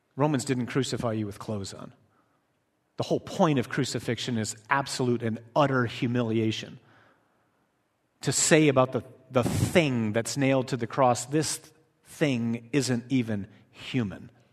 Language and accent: English; Michigan, United States; I'm from Michigan.